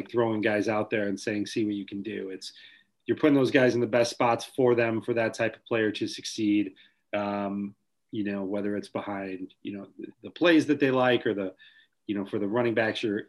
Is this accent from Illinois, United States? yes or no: yes; New Lenox, Illinois, United States; my hometown of New Lenox